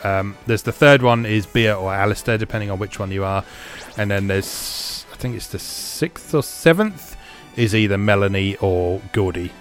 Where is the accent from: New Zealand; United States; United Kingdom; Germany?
United Kingdom; as a Brit